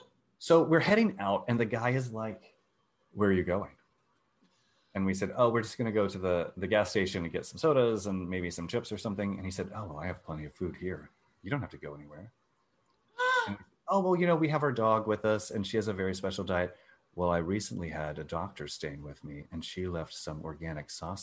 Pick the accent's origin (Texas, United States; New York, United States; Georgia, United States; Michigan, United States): Texas, United States; growing up in Texas.